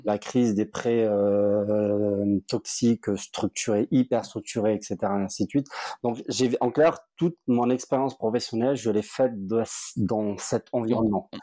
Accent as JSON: {"language": "French", "town": "Montpellier", "region": "Occitania", "country": "France", "tie": "born or raised there", "also_born_or_lived": "Nîmes", "said": "je suis un enfant du Sud, j'ai grandi à Montpellier"}